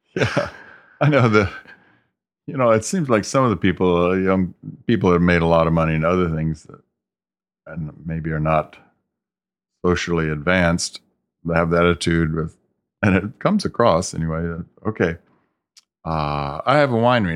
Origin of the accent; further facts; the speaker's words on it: the South, United States; now in California, United States; I grew up in the South, so I was used